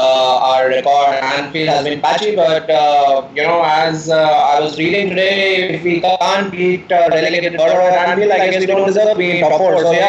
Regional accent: New Delhi, Delhi, India; I'm from New Delhi, India.

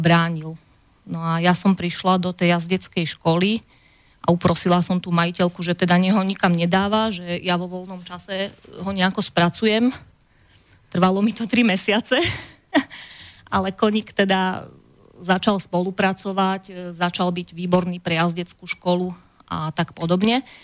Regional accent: Orovnica, Banská Bystrica Region, Slovakia; moved away as an adult; also born or lived in England; som rodačka z Orovnice

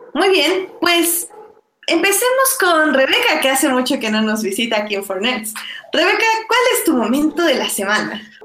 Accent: Mexico; como mexicanos

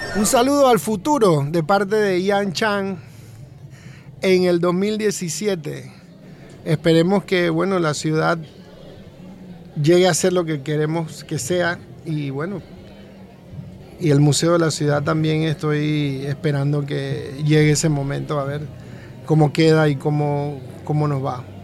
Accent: Colón, Panama; also born or lived in Panama City; yo soy de Colón, en realidad, y bueno, nací en Panamá porque eh, mi madre vino a darme a luz acá a Panamá, pero me crié en Colón casi siempre

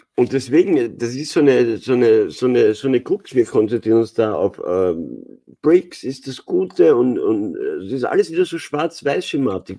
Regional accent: Austria; bei uns in Österreich

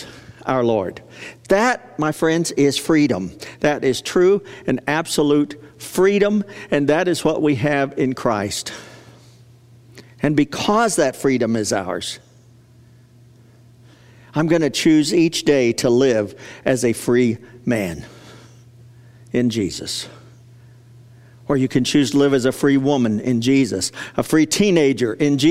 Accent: United States; an American

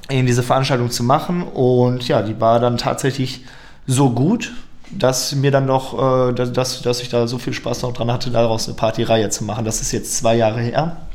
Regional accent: Lippstadt, North Rhine-Westphalia, Germany; Ich komme aus Lippstadt, das sind ungefähr anderthalb Stunden zu, äh, mit dem Auto hier entfernt ja

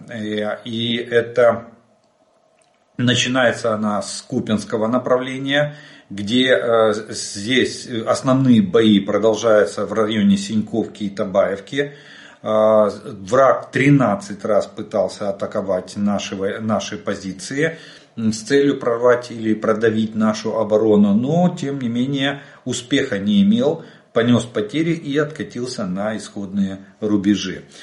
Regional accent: Ukraine; мы из Украины

